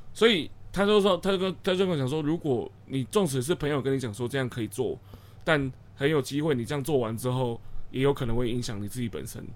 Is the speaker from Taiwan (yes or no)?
yes; Changhua County, Taiwan; 我们是彰化人。对，我们都是彰化人，就是土生土长在地的彰化人